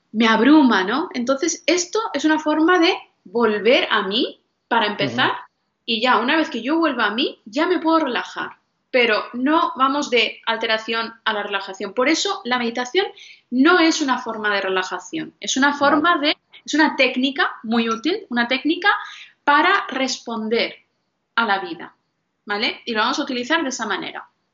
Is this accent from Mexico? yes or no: no; northern India, India; en mi religión, que yo soy de la India, los del norte, los Sikh